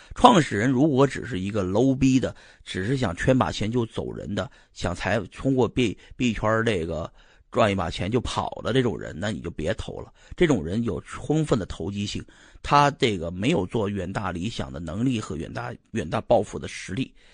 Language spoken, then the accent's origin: Chinese; Shanxi, China; 就是我老家这帮山西人